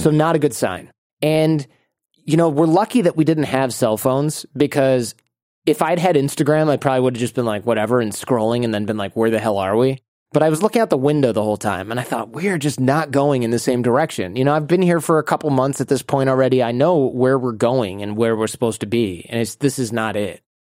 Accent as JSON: {"language": "English", "region": "Michigan", "country": "United States", "also_born_or_lived": "Mexico City, Mexico", "moved": "yes", "said": "United States"}